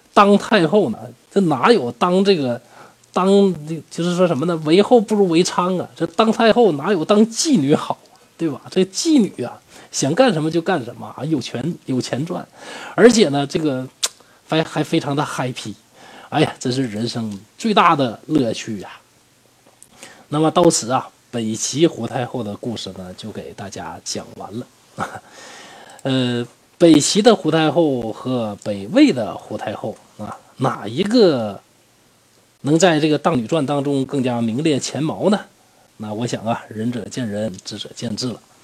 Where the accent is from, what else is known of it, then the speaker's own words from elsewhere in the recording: Northeast China, China; 我是东北人嘛